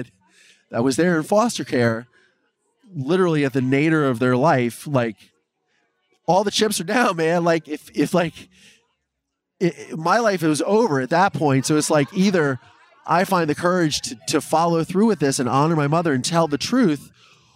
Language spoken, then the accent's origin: English; Ohio, United States; moved away as an adult; also born or lived in Los Angeles; my family was from Philadelphia, but I grew up in Ohio